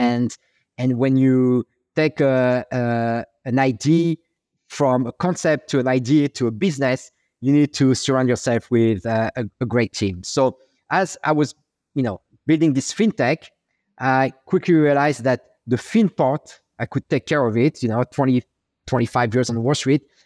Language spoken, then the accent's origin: English; Paris, Île-de-France, France; accent: French; English is a second language; moved away as an adult; now in New York, United States; I'm French. Uh, I was born and raised in, in Paris